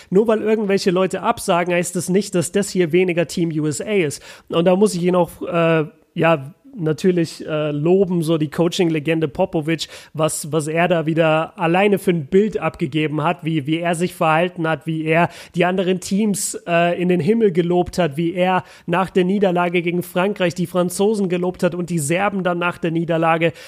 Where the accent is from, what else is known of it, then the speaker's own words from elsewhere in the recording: Germany; als Deutscher und als Europäer